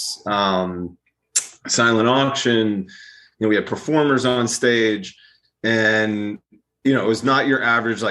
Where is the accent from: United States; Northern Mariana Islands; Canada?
United States; Brookline, Massachusetts; moved away; I'm from Brookline